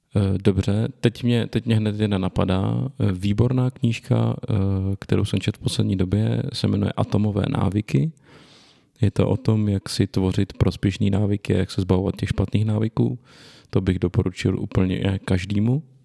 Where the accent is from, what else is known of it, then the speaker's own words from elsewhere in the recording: Litoměřice, Ústí nad Labem Region, Czechia; narodil jsem se v Litoměřicích v severních Čechách, pak jsem dlouho bydlel v jejich okolí